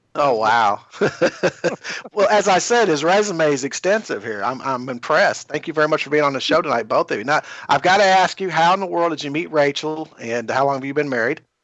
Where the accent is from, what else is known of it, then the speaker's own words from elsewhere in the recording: Kentucky, United States; I'm from Kentucky